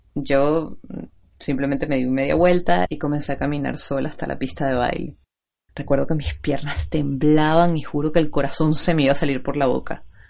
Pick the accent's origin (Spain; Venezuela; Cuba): Venezuela; accent: Venezuelan; Los que pueden reconocer mi acento saben que soy venezolana